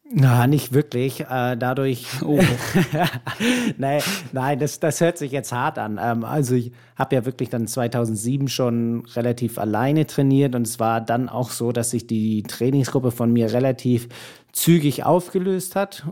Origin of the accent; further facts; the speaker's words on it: Berlin, Germany; moved away; also born or lived in Hamburg; so lange wie ich in Berlin aufgewachsen bin